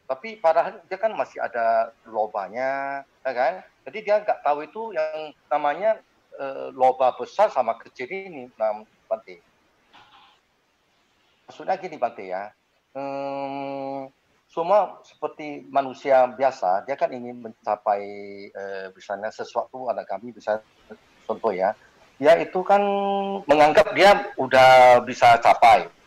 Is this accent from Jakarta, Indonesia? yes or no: no; Medan, North Sumatra, Indonesia; kita dari Medan